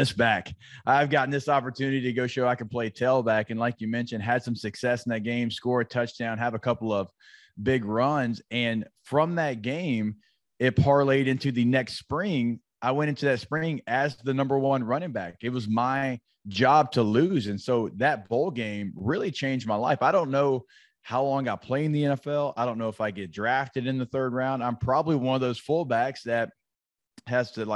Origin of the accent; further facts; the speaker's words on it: Shreveport, Louisiana, United States; as a kid growing up in Shreveport